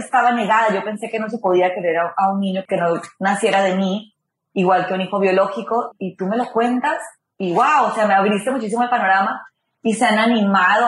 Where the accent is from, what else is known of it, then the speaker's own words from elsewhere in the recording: Ibagué, Tolima, Colombia; moved away; En Colombia nací en Ibagué